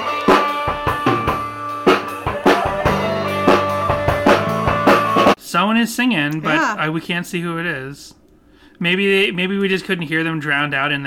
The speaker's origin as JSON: {"language": "English", "region": "Massachusetts", "country": "United States", "tie": "born or raised there", "said": "I grew up in Massachusetts with conservative parents"}